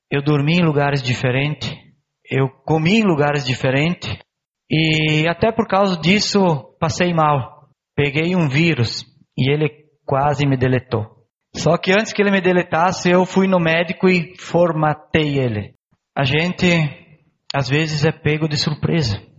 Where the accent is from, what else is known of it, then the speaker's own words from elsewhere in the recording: Bento Gonçalves, Rio Grande do Sul, Brazil; born there; Eu nasci aqui em Bento.